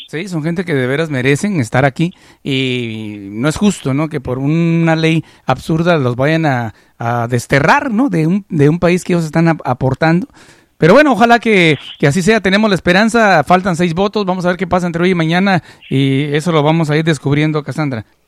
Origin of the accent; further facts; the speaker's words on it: Guatemala; now in United States; en Guatemala nosotros apreciamos mucho a la comunidad mexicana. Por ejemplo, yo crecí en un ambiente en la cual hablar de un mexicano, yo nunca conocía a ningún mexicano en mi país